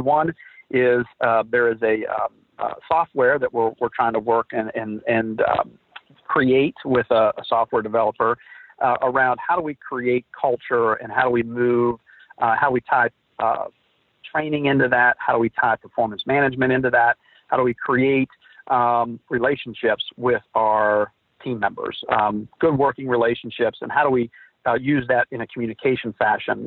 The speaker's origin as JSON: {"language": "English", "town": "Philadelphia", "region": "West Virginia", "country": "United States", "tie": "born or raised there", "said": "I was born and raised in West Virginia in a little town outside of Wheeling called Philadelphia, West Virginia"}